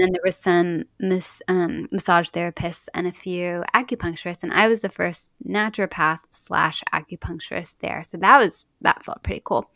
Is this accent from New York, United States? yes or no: no; Dallas, Texas, United States; now in Portland, United States; growing up in Dallas